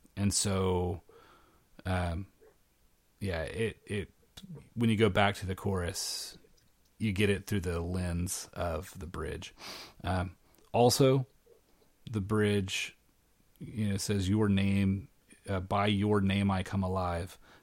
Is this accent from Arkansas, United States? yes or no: yes; Arkansas, United States; moved away as an adult; also born or lived in Tennessee; now in Saint Louis, United States; I grew up in Arkansas, which was right next to Oklahoma